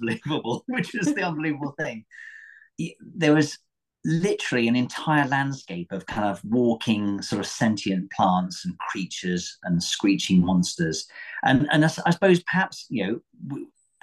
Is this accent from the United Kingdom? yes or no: yes; Torquay, South West England, United Kingdom; I grew up in Torbay by the sea